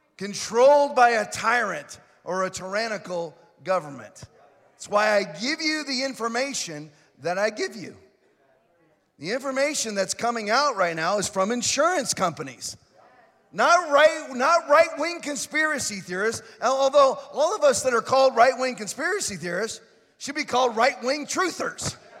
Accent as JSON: {"language": "English", "region": "Florida", "country": "United States", "said": "I'm from Florida. I say ain't, and I ain't changing that I say ain't."}